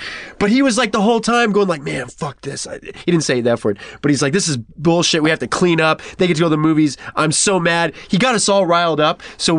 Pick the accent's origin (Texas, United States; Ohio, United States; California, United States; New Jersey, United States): California, United States; Modesto; moved away; I grew up in Modesto, which is up north.